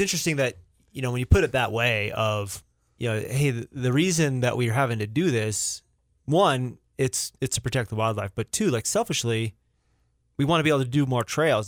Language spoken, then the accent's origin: English; Rogers, Arkansas, United States; moved away; I grew up there. I grew up in Rogers.